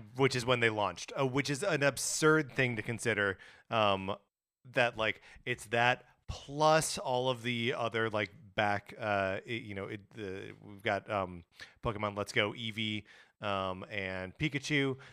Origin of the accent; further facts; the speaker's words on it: Wisconsin, United States; now in Los Angeles, United States; growing up in Wisconsin